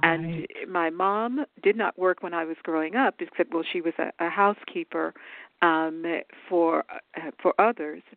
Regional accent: Dallas, Texas, United States; moved away as an adult; I grew up in what we call Big D, so in Dallas, Texas

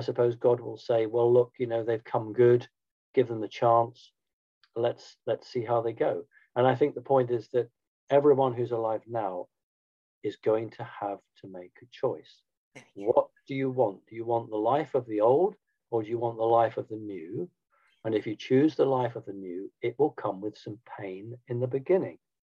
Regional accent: United Kingdom; I'm a Brit

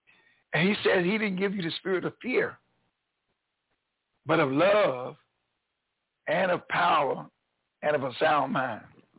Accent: North Carolina, United States; born there; moved away; I'm a new kid on the block down here in North Carolina. I was born in North Carolina, but I was gone from here for over 43 years. I just came back here in 2017.

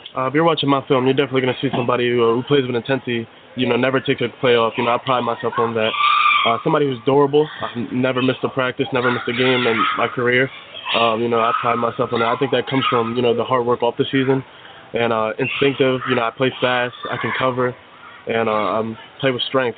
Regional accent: Woodbine, New Jersey, United States; also born or lived in Millville, New Jersey; I'm a Jersey guy born and raised. Uh, I actually grew up in Woodbine, New Jersey

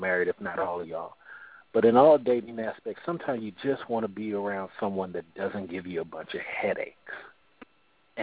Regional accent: California, United States; I'm from Cali.

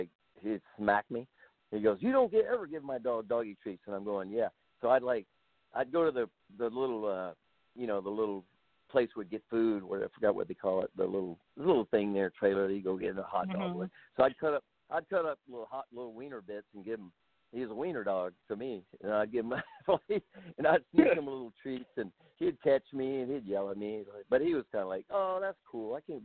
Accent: Atlanta, Georgia, United States; Atlanta, Georgia, my hometown

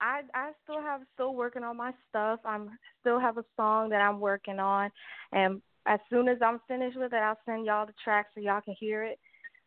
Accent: New York City, New York, United States; now in Houston, United States; I'm from New York, Queens, New York. You know, I live in Houston.

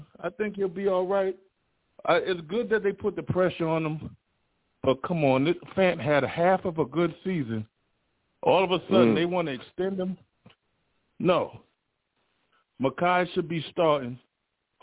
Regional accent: New York City, New York, United States; I'm from the Bronx

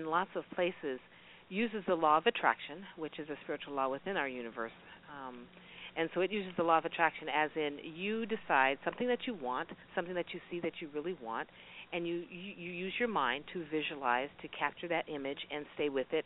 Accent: Alaska, United States; now in Las Vegas, United States; I'm from Alaska. I moved from Alaska all the way to Vegas

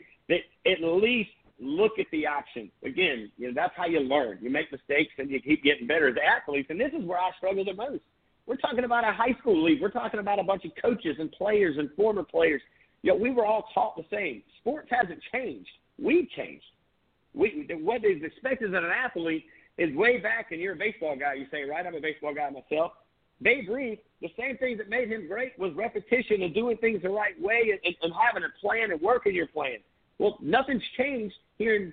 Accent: Surfside, South Carolina, United States; now in Charleston, United States; I grew up on the Surfside

